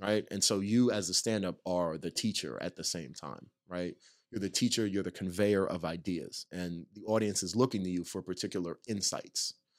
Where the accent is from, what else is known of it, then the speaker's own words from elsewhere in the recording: Nyack, New York, United States; now in Los Angeles, United States; I'm from a town called Nyack, New York, which is right north of, uh, New York City